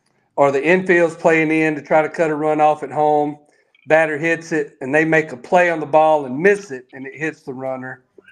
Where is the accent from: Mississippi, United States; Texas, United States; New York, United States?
Mississippi, United States; Meridian; I'm from Meridian and grew up there